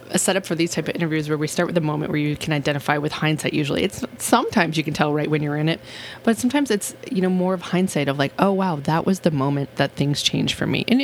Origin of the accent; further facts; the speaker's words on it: Texas, United States; So I am a Texan born and bred.